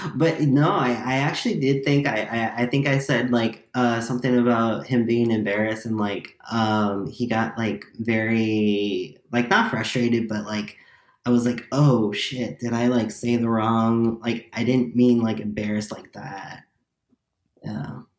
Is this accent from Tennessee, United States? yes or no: no; Chicago, Illinois, United States; I'm also from Chicago